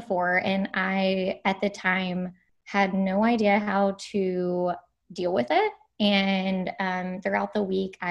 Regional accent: Kentucky, United States; moved away as an adult; also born or lived in San Diego; I grew up in Kentucky, and then I moved to San Diego right after college for my dietetic internship

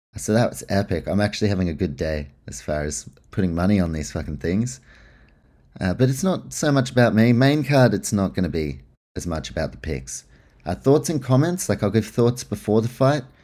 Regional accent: Australia; being Australian

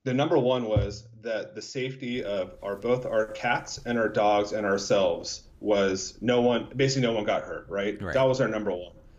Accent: United States; we were raised in America

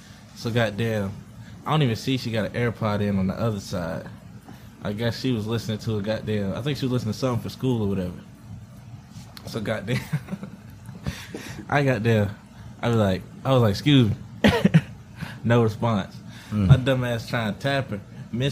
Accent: West Virginia, United States; I'm from West Virginia.

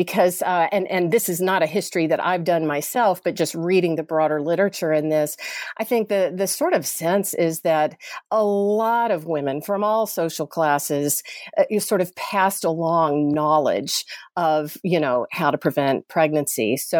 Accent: Chattanooga, Tennessee, United States; I'm from Chattanooga, Tennessee, originally, and grew up Southern Baptist

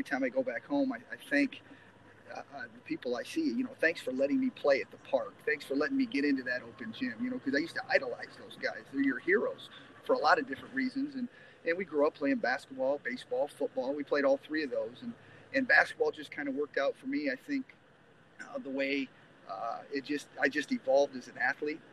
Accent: Northwest Ohio, United States; moved away as an adult; now in Angola, United States; I grew up in Northwest Ohio. I grew up on a pig farm out there.

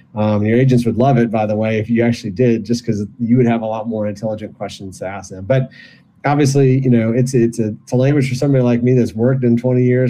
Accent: Michigan, United States; I was born and raised in Michigan

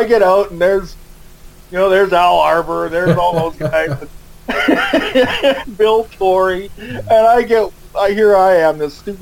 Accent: St. Albert, Alberta, Canada; I'm from St. Albert, Alberta

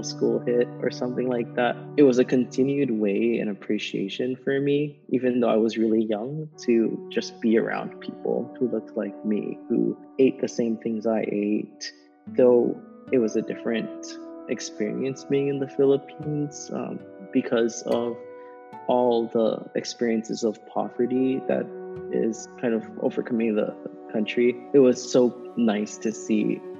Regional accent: Pearl City, Hawaii, United States; moved away as an adult; also born or lived in Waipahu, Hawaii / Nebraska; I was born and raised in Hawaii, specifically on Oahu.

